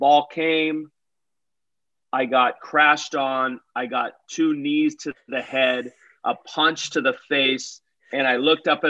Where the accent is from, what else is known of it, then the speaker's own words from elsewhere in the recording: United States; moved away; I went through it as an American